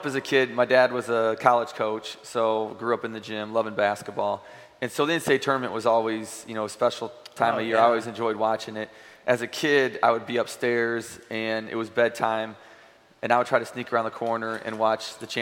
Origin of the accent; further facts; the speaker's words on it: Valparaiso, Indiana, United States; moved away as an adult; now in Nashville, United States; growing up in Valparaiso and the people that have followed me through high school